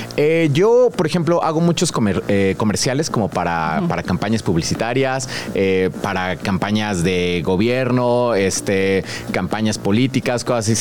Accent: Querétaro, Mexico; also born or lived in San Miguel de Allende, Guanajuato; llevo viviendo en Querétaro, llevo como 18 años viviendo allá.

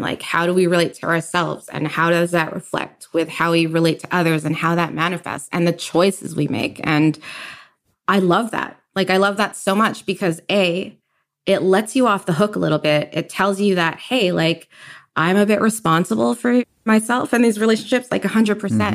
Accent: Richmond, British Columbia, Canada; also born or lived in Kitsilano, Vancouver; now in Vancouver, Canada; I grew up in Richmond all my life, and I moved to Kitsilano, like, three years ago

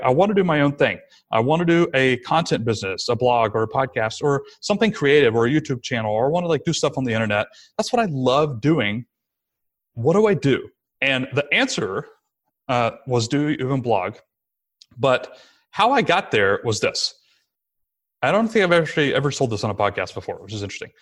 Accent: Rome, Georgia, United States; it was in my hometown again, so we moved back to sunny Rome, Georgia

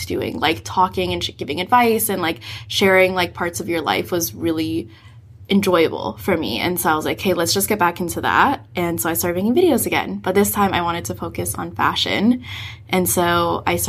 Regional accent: San Francisco, California, United States; now in Vancouver, Canada; I grew up in San Francisco

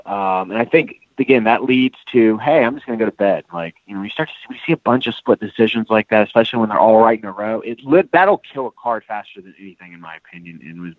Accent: Louisville, Kentucky, United States; now in Alabama, United States; I'm coming from Louisville, Kentucky. And I don't talk like Brandon.

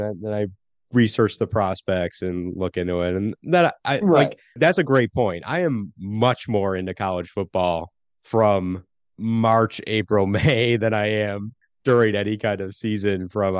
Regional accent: Buffalo, New York, United States; also born or lived in Ohio; I grew up in Buffalo

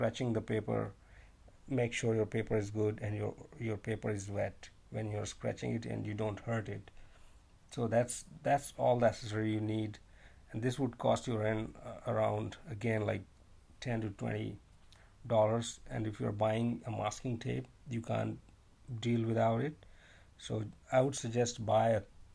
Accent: India; moved away as an adult; now in China; I'm actually from India, but I'm currently living in China because of my job.

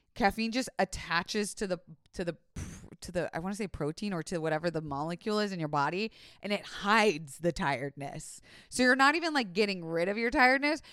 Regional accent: Florida, United States; I was raised in Florida

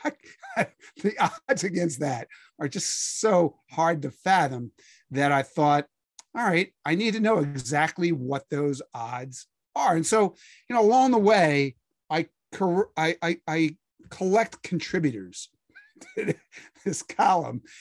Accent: Philadelphia, Pennsylvania, United States; I grew up in Philadelphia reading, um, a bunch of sports writers who were always trying to make you laugh.

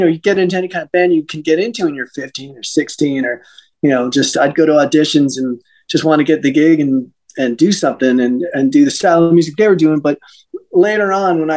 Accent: Westchester County, New York, United States; moved away as an adult; also born or lived in Los Angeles; I grew up in Westchester County, is right outside New York City

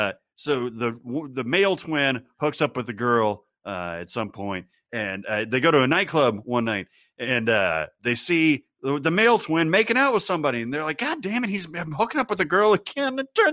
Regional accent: Scotland, United Kingdom; As a Scot, I have had to endure many bad attempts at my home accent throughout the year.

